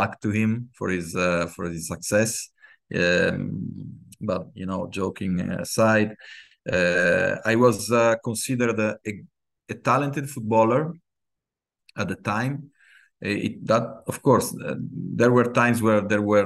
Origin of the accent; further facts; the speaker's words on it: Genoa, Liguria, Italy; I was born in Genoa, Italy. Grown up with football